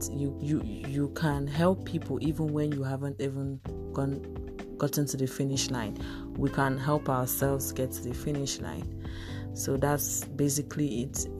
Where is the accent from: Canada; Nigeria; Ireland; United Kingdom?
Nigeria; Ebonyi; I'm a Nigerian. I'm from Ebonyi State